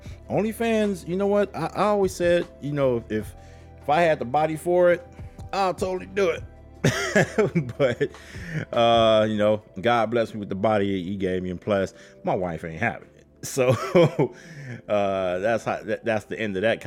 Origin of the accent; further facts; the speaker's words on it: Chicago, Illinois, United States; I am from Chicago. I do this show from Chicago